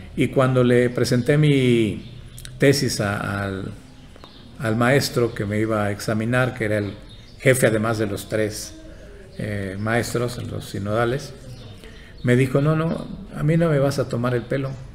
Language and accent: Spanish; Yucatán, Mexico; first language Yucatec Maya; Spanish is a second language; moved away; also born or lived in Tabasco; soy originario de Yucatán